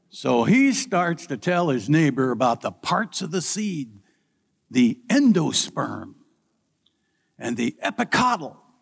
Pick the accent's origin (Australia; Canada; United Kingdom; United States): United States; Midwest; Growing up in the Midwest, where corn is king